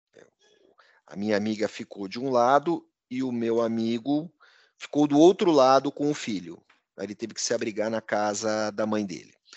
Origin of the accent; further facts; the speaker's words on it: Encantado, Rio Grande do Sul, Brazil; a cidade de Encantado, onde eu fui criado